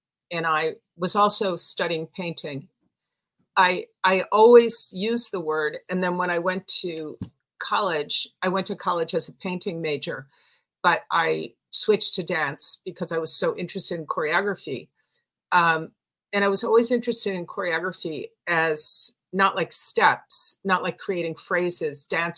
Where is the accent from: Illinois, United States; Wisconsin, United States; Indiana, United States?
Illinois, United States; Chicago; In Chicago.